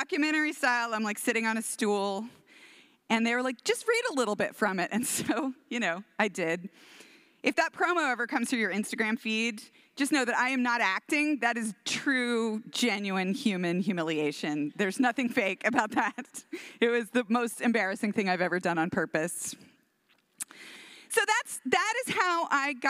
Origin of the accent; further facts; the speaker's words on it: Houston, Texas, United States; My mom, we're from Texas. I'm from Houston and we have like 500 cousins in Houston.